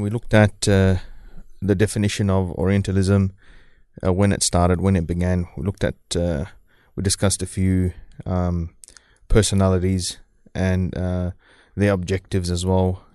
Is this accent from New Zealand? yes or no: yes; New Zealand; moved away as an adult; also born or lived in Fiji; now in Australia; I grew up in New Zealand, so I'm, I'm pretty used to the, the cold